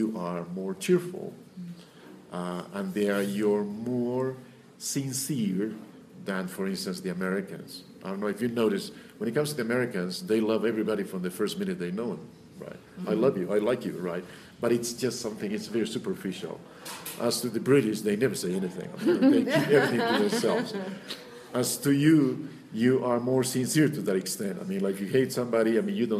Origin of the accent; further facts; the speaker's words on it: Cusco, Peru; English is a second language; also born or lived in United States; I was born in Cusco, and I was raised here. And only when I was 17, I went to the States.